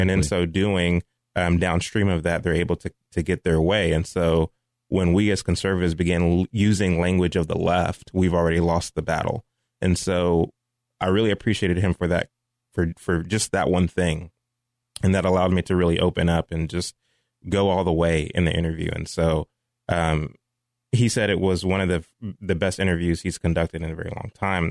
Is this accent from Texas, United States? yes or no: yes; Mansfield, Texas, United States; also born or lived in Fort Worth, Texas; raised in Mansfield, Texas, graduated from Mansfield High School in two thousand eight